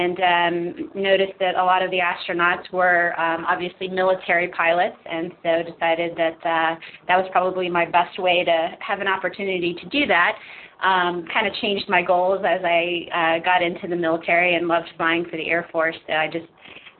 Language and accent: English; Pittsburgh, Pennsylvania, United States; moved away as an adult; I'm from the Pittsburgh area originally